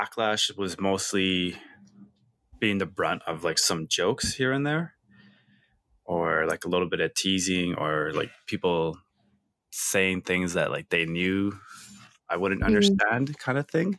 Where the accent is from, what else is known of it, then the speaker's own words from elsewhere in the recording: Edmonton, Alberta, Canada; first language English; also born or lived in El Salvador; I left El Salvador when I was only 1 year old. So I'm pretty much Canadian. First language is English.